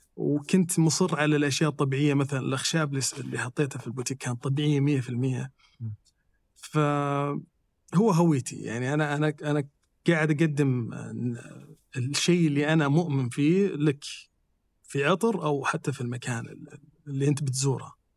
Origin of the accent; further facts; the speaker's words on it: Saudi Arabia; إحنا ممكن تكون فينا رائحة كسعوديين